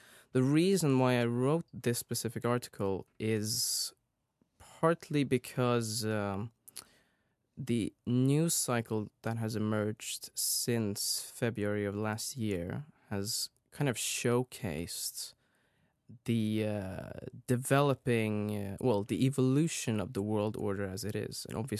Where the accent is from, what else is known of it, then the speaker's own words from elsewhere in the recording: Sweden; Yes, so as you said … I'm from Sweden.